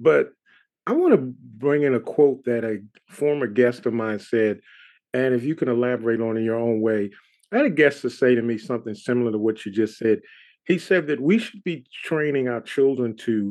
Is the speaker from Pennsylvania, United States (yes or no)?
yes; Philadelphia, Pennsylvania, United States; now in Raleigh, United States; I live in Raleigh, North Carolina, but I'm originally from Philadelphia